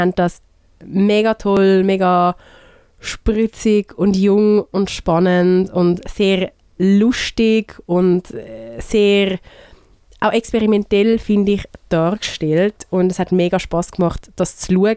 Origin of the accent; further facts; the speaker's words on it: Switzerland; bei uns in der Schweiz